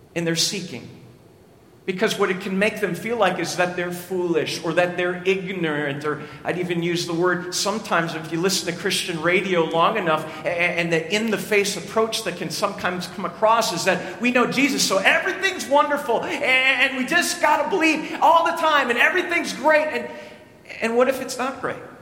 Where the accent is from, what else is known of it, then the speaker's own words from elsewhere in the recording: Lester Prairie, Minnesota, United States; I grew up in Lester Prairie, Minnesota, population of 1,003